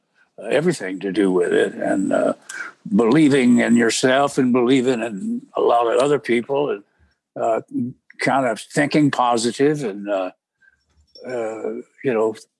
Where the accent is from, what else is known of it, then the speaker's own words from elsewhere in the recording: Abbott, Texas, United States; moved away; we grew up together in Abbott, Texas. The population never changed.